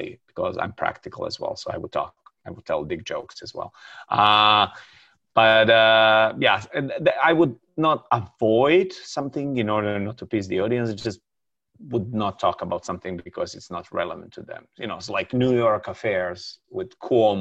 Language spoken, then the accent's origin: English; Serbia; also born or lived in Montenegro / Bosnia; now in Croatia; I was raised in Serbia where my parents still live. I left Serbia in 1987, you know, and I was born in Montenegro